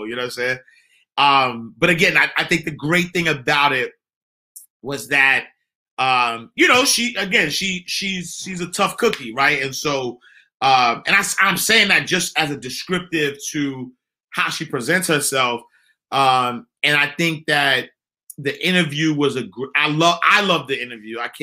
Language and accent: English; New York City, New York, United States; I'm from Harlem